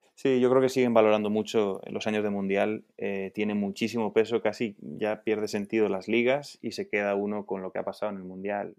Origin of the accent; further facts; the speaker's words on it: Logroño, La Rioja, Spain; nací en, Logroño, que está en el norte de, España, es la capital de, La Rioja